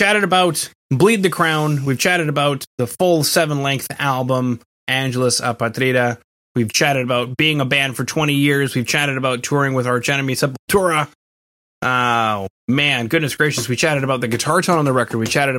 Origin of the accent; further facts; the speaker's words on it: Canada; So I'm from Canada